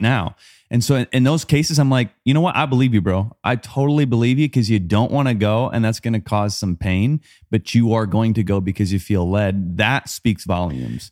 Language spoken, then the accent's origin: English; Wisconsin, United States; growing up, I grew up in Wisconsin.